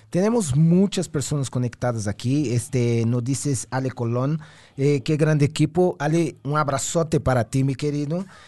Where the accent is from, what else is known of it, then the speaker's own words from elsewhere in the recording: Brazil; moved away; Brasil, ¿no? El país, mi país de origen.